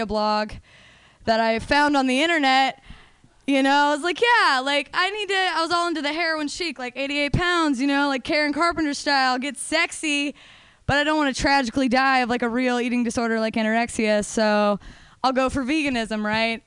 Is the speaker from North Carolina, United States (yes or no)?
no; Denver, Colorado, United States; I'm from Denver